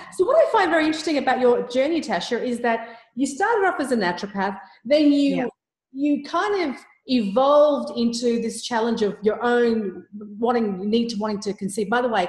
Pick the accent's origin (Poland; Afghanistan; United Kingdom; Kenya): Afghanistan; moved away; we grew up in Afghanistan